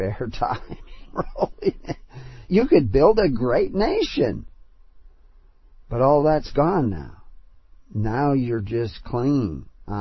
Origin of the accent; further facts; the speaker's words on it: United States; accent: American; my American accent